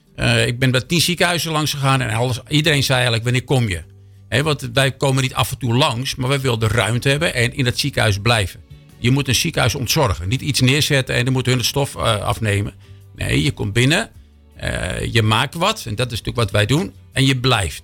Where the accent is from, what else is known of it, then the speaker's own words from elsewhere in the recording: Amsterdam, North Holland, Netherlands; moved away as an adult; now in Hilversum, Netherlands; geboren in Amsterdam. Sinds 30 jaar in Hilversum